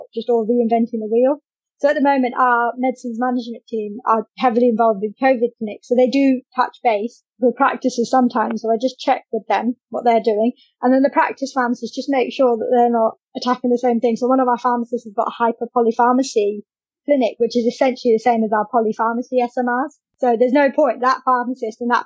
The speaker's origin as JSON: {"language": "English", "region": "London", "country": "United Kingdom", "also_born_or_lived": "Kent / Maidstone", "moved": "as an adult", "said": "I'm from London originally."}